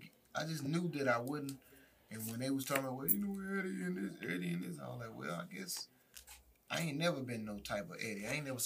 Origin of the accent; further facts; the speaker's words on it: Cleveland, Mississippi, United States; moved away; I was coming from Memphis, not even Memphis, from Mississippi, like a small town in Cleveland.